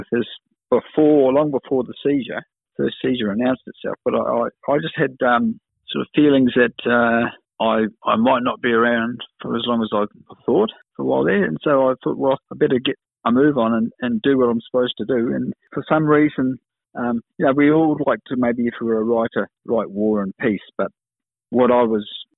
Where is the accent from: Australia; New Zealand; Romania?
New Zealand; also born or lived in Kenya; I was lucky to grow up when we emigrated from Kenya to New Zealand with my mum. We settled in a suburb about 500 metres away from where he lived.